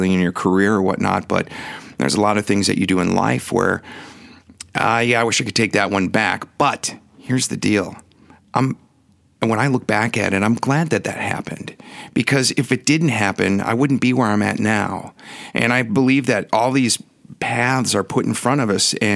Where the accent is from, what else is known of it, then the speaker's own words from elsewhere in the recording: Milwaukee, Wisconsin, United States; moved away as an adult; also born or lived in San Diego; When I left Milwaukee, which is my hometown, I went to San Diego